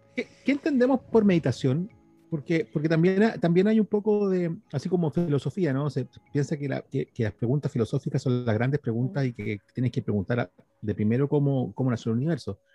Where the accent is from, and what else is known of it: Chile